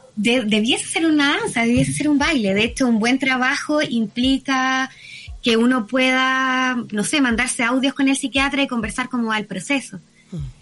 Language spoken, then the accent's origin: Spanish; Viña del Mar, Valparaíso, Chile; also born or lived in Puerto Montt; soy, de Viña, me muevo entre Viña y Puerto Montt constantemente